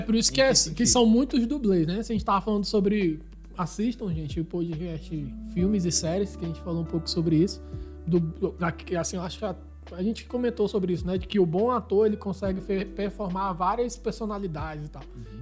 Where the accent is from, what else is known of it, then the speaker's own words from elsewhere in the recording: Manaus, Amazonas, Brazil; moved away; sou de Manaus, mas eu mantenho ainda é, é, conversas com meus irmãos, com meus parentes lá